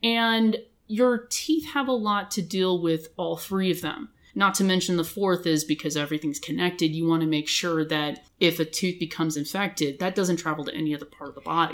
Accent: Los Angeles County, California, United States; also born or lived in Boston, United States / Bakersfield, California, United States; originally from Los Angeles County, but I grew up in Los Angeles County.

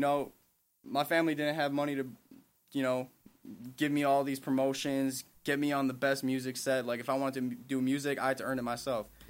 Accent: Milwaukee, Wisconsin, United States; I'm from, I'm born and raised in Milwaukee

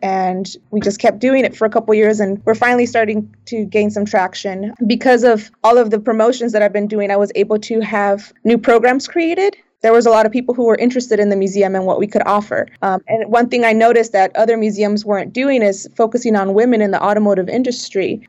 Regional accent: South Bay, California, United States; I was born and raised in the South Bay.

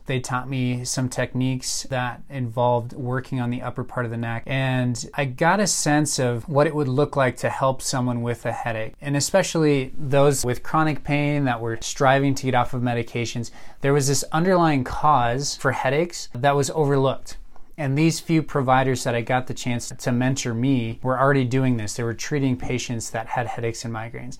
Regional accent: Colorado Springs, Colorado, United States; also born or lived in Minnesota; I grew up here in Colorado Springs

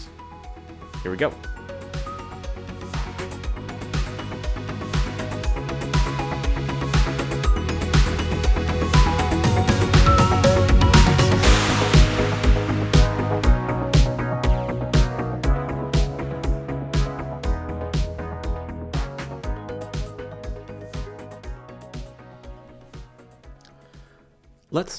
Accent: United States; now in Germany; my home country, the US

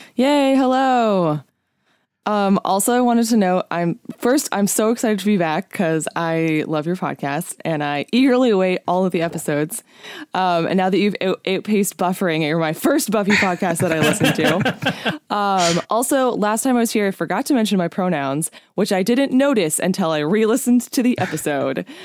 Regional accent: California, United States; I'm from California, born and raised

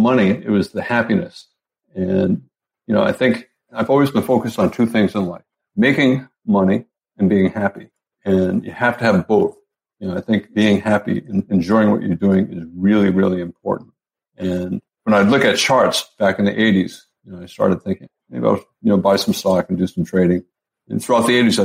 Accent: Providence, Rhode Island, United States; moved away; I grew up in Providence, Rhode Island, back in the East Coast

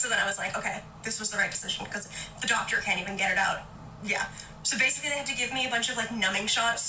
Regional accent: United States; now in United Kingdom; having to go to A&E as an American in the UK

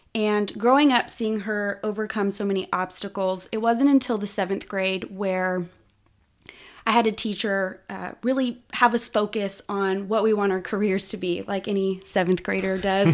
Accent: Austin, Texas, United States; I grew up in Austin, Texas

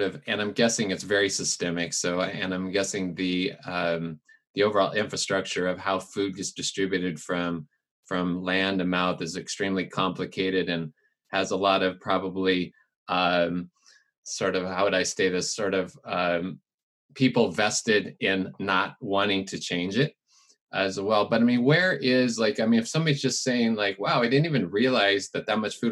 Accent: California, United States; I grew up in California on a farm as well

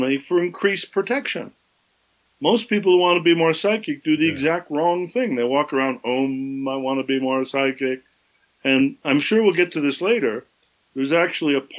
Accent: Southern California, United States; I grew up in Southern California

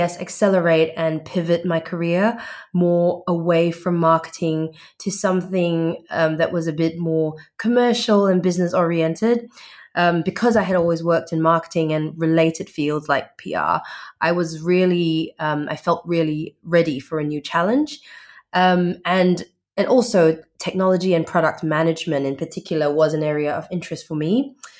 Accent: Perth, Western Australia, Australia; also born or lived in Singapore; I'm from Perth, Western Australia. I was actually born in Singapore, but migrated to Australia when I was 15.

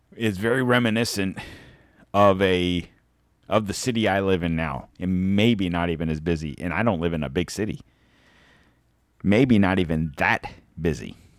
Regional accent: Pennsylvania, United States; now in Florida, United States; I was born in Pennsylvania, but I've lived here long enough

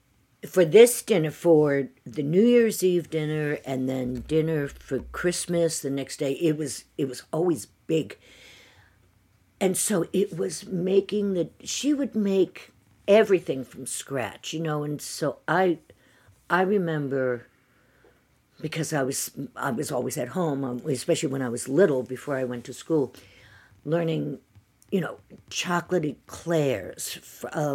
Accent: Worcester, Massachusetts, United States; also born or lived in St. Louis, Missouri / Westborough, Massachusetts; I lived in Worcester until I was 12

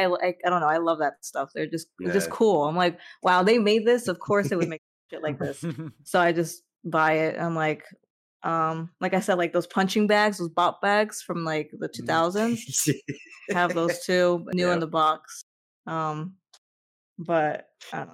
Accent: South Florida, United States; I'm from South Florida

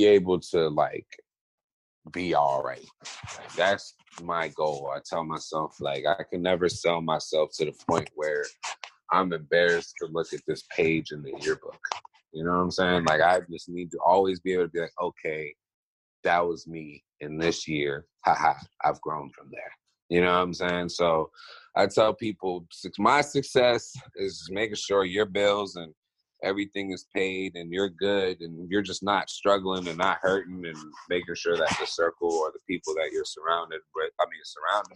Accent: Maryland, United States; moved away as an adult; also born or lived in overseas; now in Los Angeles, United States; I would definitely say I'm from Maryland, the DMV area. Because when I moved from overseas to America, I went to middle school and high school and partial college in Maryland.

